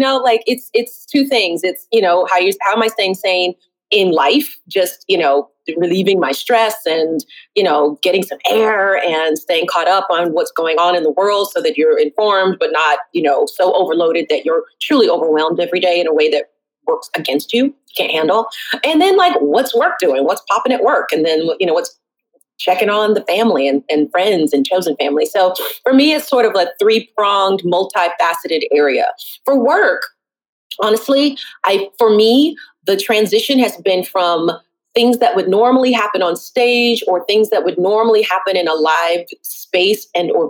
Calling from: Brooklyn, New York, United States

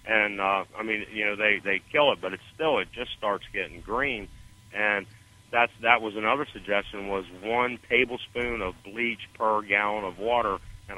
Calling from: Stuart, Florida, United States; Little north of West Palm Beach in Stuart.

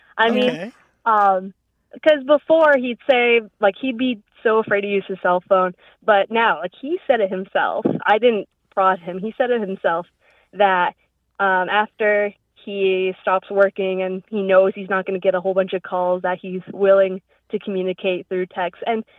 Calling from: Virginia, United States; I'm from Virginia.

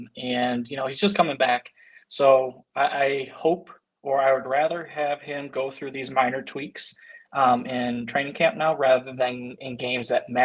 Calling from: Cinque Terre, Liguria, Italy; I am coming from Cinque Terre, Italy right now, so it is around 10 p.m.

